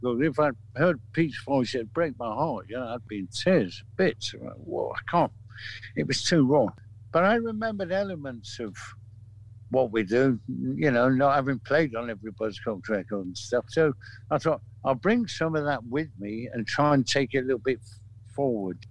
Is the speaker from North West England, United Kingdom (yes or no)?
yes; Manchester, North West England, United Kingdom; we're from Manchester.